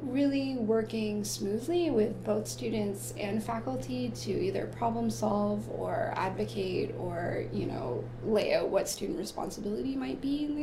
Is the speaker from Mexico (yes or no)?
no; Peterborough, Ontario, Canada; I'm from Peterborough